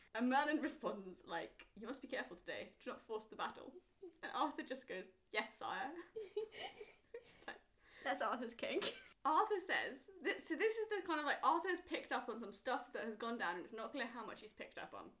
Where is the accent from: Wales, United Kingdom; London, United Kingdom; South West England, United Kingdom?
Wales, United Kingdom; as a Welsh person